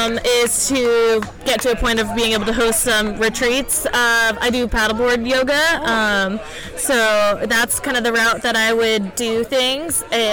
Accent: Tahoe, United States; so I'm from Tahoe, so we've got a little audience in Tahoe

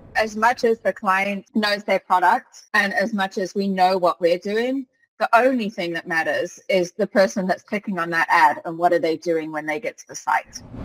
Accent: Cape Town, Western Cape, South Africa; moved away as an adult; also born or lived in England; now in Scotland, United Kingdom; when I was about six or seven, I moved over to Cape Town, South Africa. Um, and that's where I pretty much had all of my childhood and my education

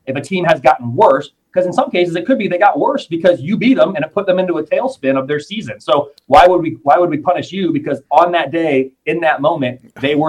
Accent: Indianapolis, Indiana, United States; I'm from Indianapolis, live in Indy. I'm Midwest, Big Ten through and through

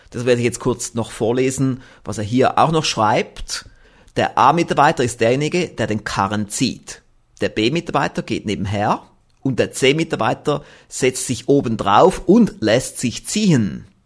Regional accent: Switzerland; Ja, Herr Professor Knoblauch, solche Sachen höre ich doch gerne als Schweizer mit einem Schweizer Unternehmen.

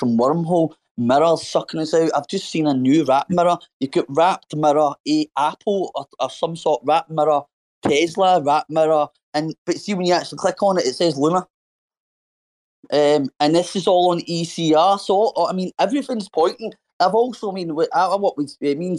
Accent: Scotland, United Kingdom; My dad's English, and I'm Scottish. I'm from Scotland. I've been in Scotland for 30 years and brought up in Scotland

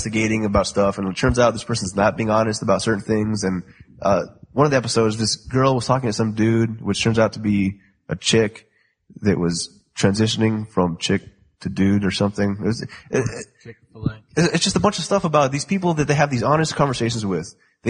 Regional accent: Nigeria; Plus, I'm Nigerian.

